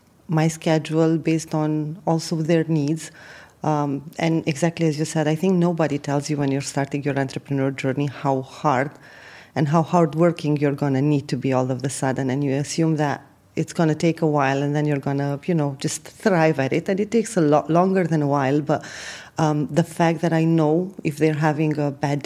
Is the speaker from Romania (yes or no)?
yes; Romania; moved away as an adult; also born or lived in UAE; now in United Arab Emirates; I have been born and raised in Romania, traveled a bit, and then settled in the UAE about 10 years ago